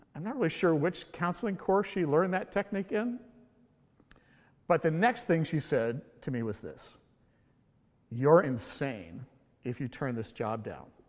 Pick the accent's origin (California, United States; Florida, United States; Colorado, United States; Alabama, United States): California, United States; moved away as an adult; also born or lived in Hawaii; now in Honolulu, United States; I was born and raised in California. And for my entire life, I never lived outside the state of California until I moved to Hawaii seven years ago